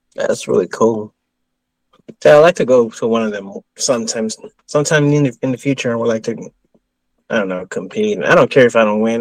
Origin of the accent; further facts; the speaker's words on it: Texas, United States; I'm from Texas